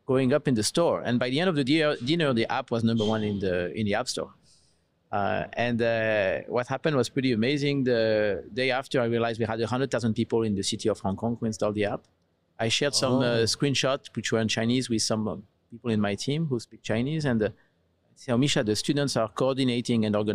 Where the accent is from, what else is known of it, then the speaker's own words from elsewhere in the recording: south of France, France; moved away as an adult; now in United States; my accent. You probably recognize that I come from Europe. I'm French originally, south of France. Moved to the US 11 years ago.